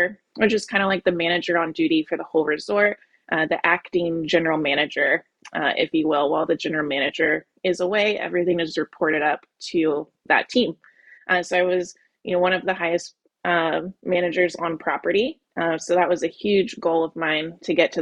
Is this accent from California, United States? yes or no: no; Orlando, Florida, United States; I am from Orlando, so I grew up in the heart of tourism in America.